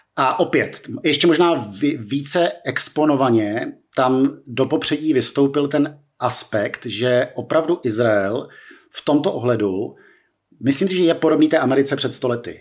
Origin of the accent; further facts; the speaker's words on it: Czechia; pro 18-letého českého studentíka